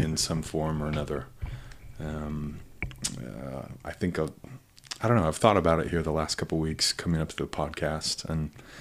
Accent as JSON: {"language": "English", "town": "Pocatello", "region": "Idaho", "country": "United States", "tie": "born or raised there", "also_born_or_lived": "Rexburg, Idaho / Utah", "moved": "as an adult", "lives_now": "East Mesa, United States", "said": "I grew up in Pocatello"}